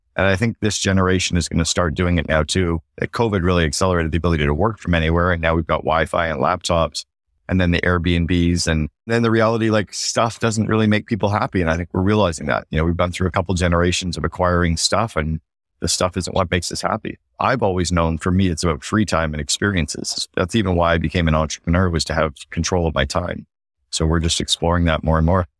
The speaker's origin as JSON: {"language": "English", "country": "Canada", "moved": "yes", "lives_now": "Barbados", "said": "as a Canadian"}